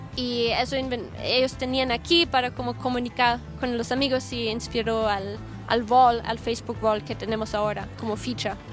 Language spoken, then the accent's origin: Spanish; Austria; moved away as an adult; also born or lived in Guadalajara, Mexico; Yo soy de Austria, soy austríaca